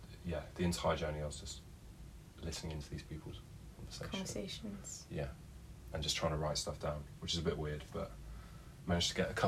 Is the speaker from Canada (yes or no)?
no; Kent, South East England, United Kingdom; moved away as an adult; now in London, United Kingdom; Based in Old Street, but yeah, I've just been working from home for the last year. I'm originally from Kent, been living in London for about 3 years, been in this flat for about a year and a half.